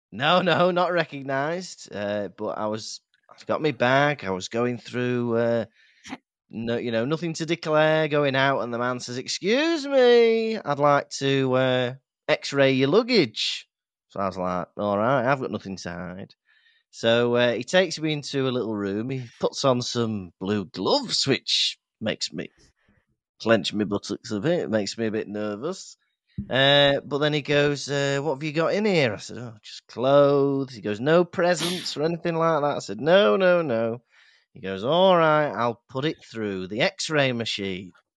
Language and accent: English; Llandudno, Wales, United Kingdom; I grew up in Llandudno